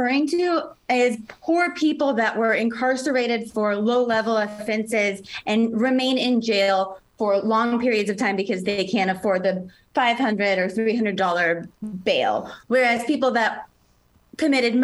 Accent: Louisville, Kentucky, United States; moved away as an adult; also born or lived in Washington, D.C.; I grew up, went to elementary, middle, and high school and college here

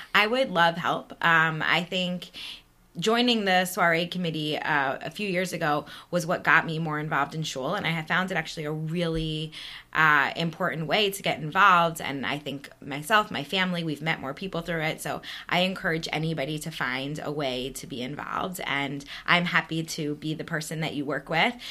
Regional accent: East Coast, United States; moved away as an adult; also born or lived in Manhattan, New York; now in Chicago, United States; We grew up on the East Coast

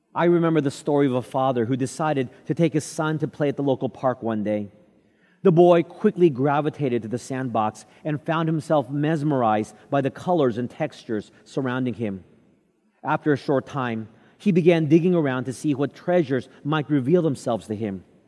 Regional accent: Texas, United States; Growing up in Texas

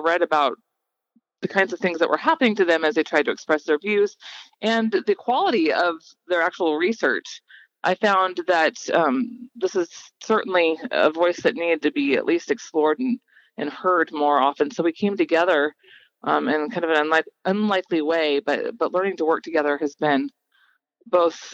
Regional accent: Gig Harbor, Washington, United States; I grew up in Gig Harbor, Washington

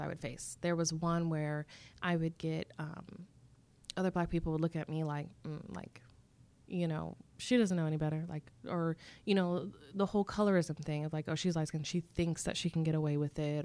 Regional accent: Irvine, California, United States; I'm from Southern California. I was born and raised in Irvine, California

